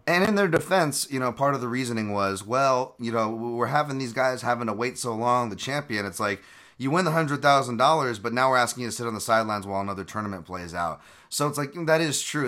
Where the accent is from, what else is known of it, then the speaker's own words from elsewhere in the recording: Hawaii, United States; moved away; I'm from Hawaii.